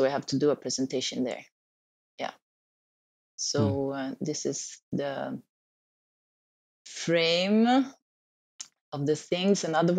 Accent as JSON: {"language": "English", "town": "Stockholm", "region": "Stockholm County", "country": "Sweden", "moved": "yes", "said": "I'm just down in the south. But I come from Stockholm, so I come from the cold, and I always hated the cold. So it was, yeah, one reason to move on."}